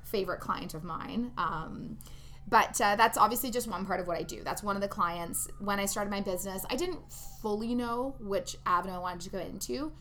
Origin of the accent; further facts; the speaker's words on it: Ontario, Canada; moved away as an adult; also born or lived in Toronto / Vancouver; now in Edmonton, Canada; I'm originally from Ontario, so I worked out there in Toronto